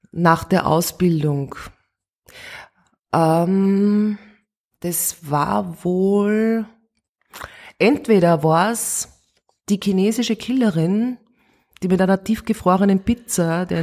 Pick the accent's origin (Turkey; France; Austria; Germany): Austria; Steyr, Upper Austria; now in Vienna, Austria; Ich bin in Steyr aufgewachsen. Ich habe das Oberösterreichische eigentlich schon fast verlernt, weil ich dann nach Wien ausgewandert bin.